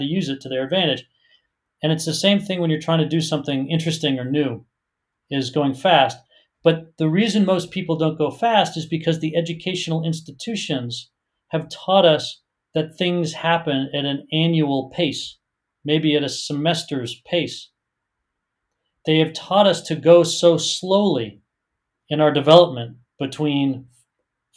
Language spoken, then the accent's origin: English; Boston, Massachusetts, United States; moved away as an adult; now in San Francisco, United States; I grew up in Boston in the United States